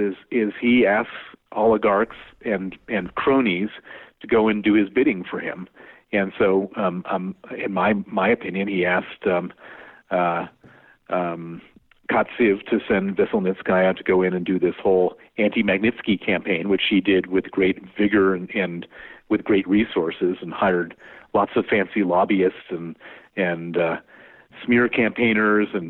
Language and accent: English; United States; accent: American; moved away as an adult; now in London, United Kingdom; my accent is American, I moved to London 29 years ago and became British, and I've been living there ever since.